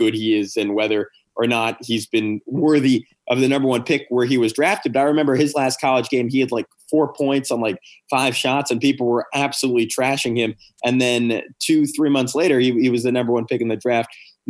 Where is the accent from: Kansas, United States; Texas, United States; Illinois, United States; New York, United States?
New York, United States; I'm from New York.